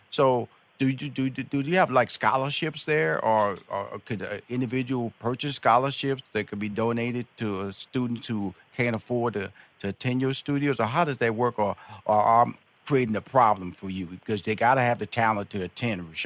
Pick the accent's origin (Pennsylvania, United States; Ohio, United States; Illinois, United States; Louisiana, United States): Illinois, United States; Chicago; I'm, I'm from Chicago.